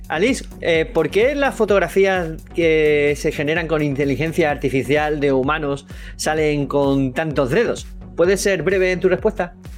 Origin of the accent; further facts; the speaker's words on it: Andalusia, Spain; accent: Andalusian; mi acento andaluz